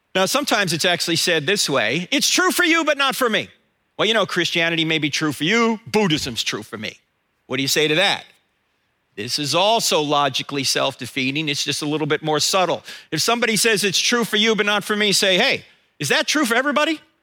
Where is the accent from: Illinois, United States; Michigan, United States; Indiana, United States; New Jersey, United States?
New Jersey, United States; moved away; I'm originally from New Jersey